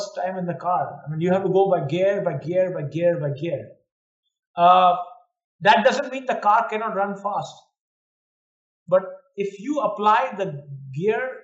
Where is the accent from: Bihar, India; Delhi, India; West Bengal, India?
West Bengal, India; now in Bangkok, Thailand; I was from Bengal